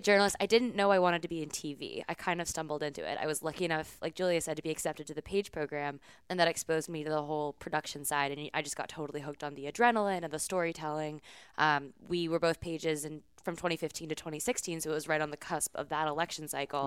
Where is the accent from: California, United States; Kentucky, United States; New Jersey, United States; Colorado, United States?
California, United States; San Francisco; moved away as an adult; also born or lived in upstate New York; I am from San Francisco, California. I grew up on the West Coast